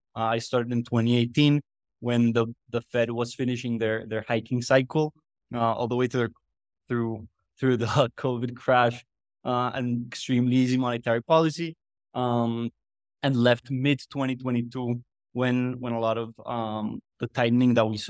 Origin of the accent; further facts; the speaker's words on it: Medellin, Antioquia, Colombia; moved away as an adult; also born or lived in United States / New York; now in Mexico City, Mexico; I was born in Medellin, Colombia, and then I moved to the U.S. after high school.